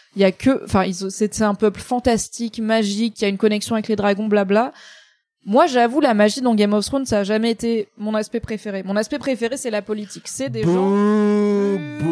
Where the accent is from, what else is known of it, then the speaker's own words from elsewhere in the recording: Grand Est, France; Je suis alsacienne un peu, tu vois, donc je suis un peu protestante